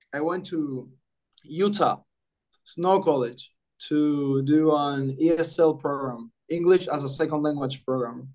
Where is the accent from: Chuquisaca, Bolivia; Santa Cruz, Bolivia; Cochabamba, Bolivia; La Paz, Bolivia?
Santa Cruz, Bolivia; Santa Cruz de la Sierra; moved away as an adult; also born or lived in Iowa, United States; I was born here in Santa Cruz de la Sierra, Bolivia